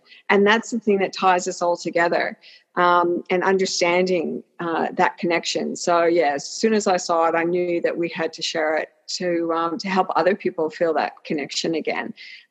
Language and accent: English; Canada; born there; also born or lived in Australia; I was born in Canada, but my parents were Welsh, and lived in Australia for 38 years.